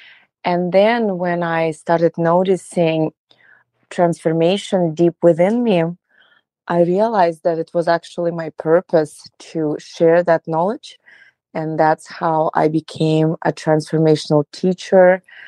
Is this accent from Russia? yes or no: yes; Russia; moved away as an adult; So, well, I came from Russia about 10 years ago